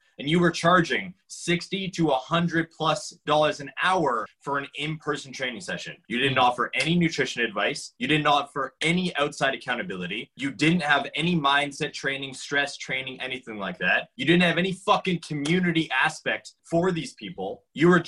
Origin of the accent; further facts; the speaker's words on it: Calgary, Alberta, Canada; we are from Calgary, Alberta, and there's a lot of people there